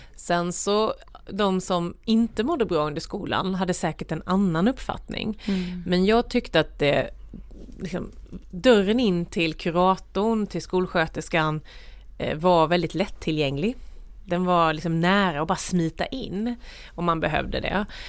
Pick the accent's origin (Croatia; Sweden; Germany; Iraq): Sweden; Värnamo, Jönköping County; där växte jag upp i ett myller av ta sig för saker